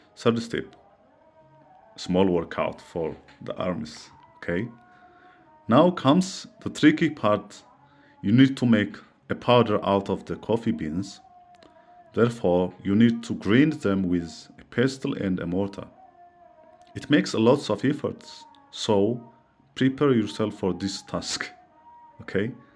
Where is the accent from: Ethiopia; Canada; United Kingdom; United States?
Ethiopia; from Ethiopia.